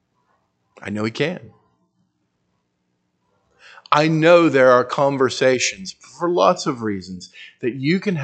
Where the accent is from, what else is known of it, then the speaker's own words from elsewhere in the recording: United States; I hated being an American